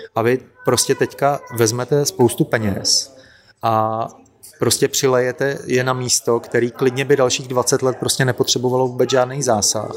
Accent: Plzeň, Plzeň Region, Czechia; now in Prague, Czech Republic; já jsem totiž původem z Plzně

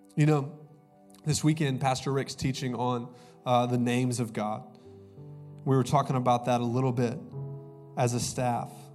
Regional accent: Augusta, Georgia, United States; moved away; also born or lived in Columbus, Ohio; I'm actually from Augusta, Georgia, go dogs. Uh, but I went to school in Columbus, Ohio, and uh, I moved here in 2009.

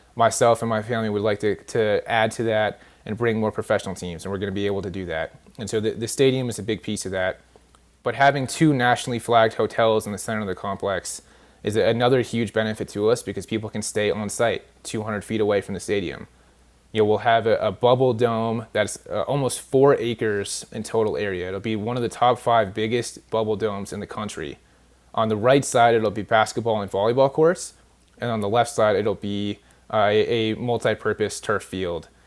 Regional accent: California, United States; moved away; I'm actually from California originally.

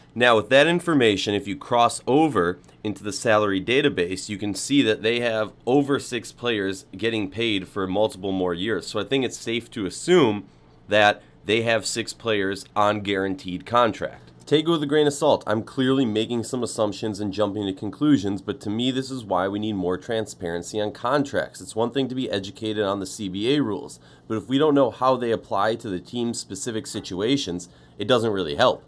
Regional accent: Minneapolis, Minnesota, United States; as someone who was born and raised in Minneapolis

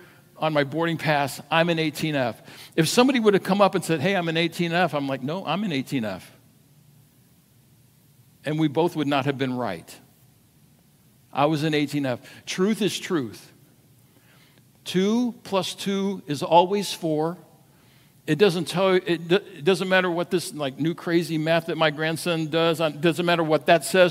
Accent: United States; as an American

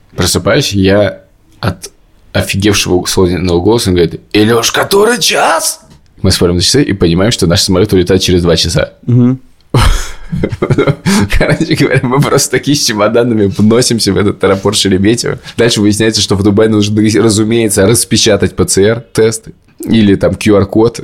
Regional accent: Moscow, Russia; moved away as an adult; now in Tbilisi, Georgia; я из Москвы

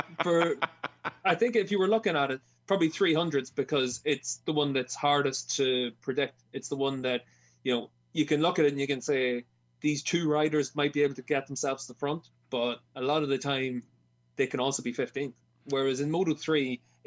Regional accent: Ireland; as an Irishman

